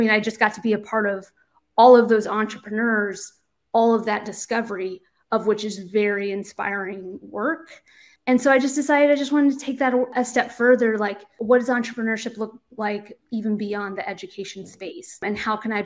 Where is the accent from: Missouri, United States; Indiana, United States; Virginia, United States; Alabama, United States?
Indiana, United States; moved away as an adult; now in Boston, United States; My origins and kind of where I grew up is in a very rural community in Indiana. So I'm from the Midwest